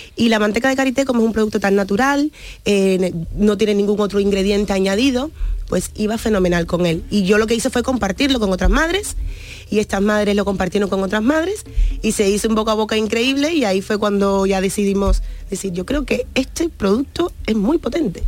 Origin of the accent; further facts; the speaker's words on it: Cuba; moved away; nací en Cuba, mis padres son africanos, mi abuelo portugués